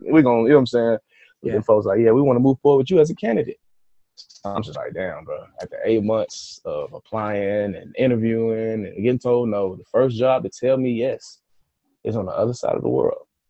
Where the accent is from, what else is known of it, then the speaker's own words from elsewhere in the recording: Atlanta, Georgia, United States; I'm from Atlanta.